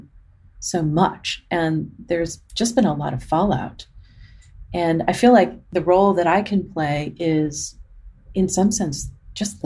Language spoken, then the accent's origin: English; Arizona, United States; we grew up in Arizona